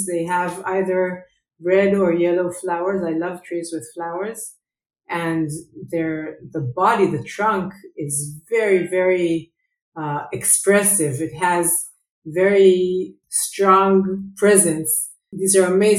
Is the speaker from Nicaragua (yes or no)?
no; Herzliya, Tel Aviv District, Israel; I grew up in Herzliya, in Tel Aviv. It's in Herzliya, it's along the coast of Israel.